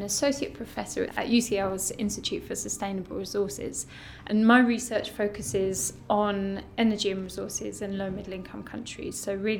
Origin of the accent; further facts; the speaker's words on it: London, United Kingdom; to also work in the city where I grew up. I'm a Londoner.